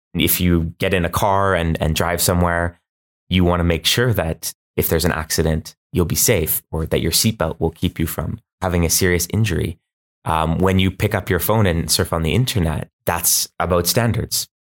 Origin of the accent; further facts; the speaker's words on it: Canada; I'm Canadian